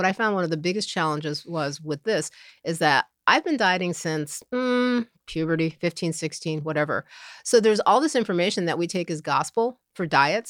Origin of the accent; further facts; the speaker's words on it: Upstate New York, United States; also born or lived in Elizabeth City, North Carolina; Upstate New York.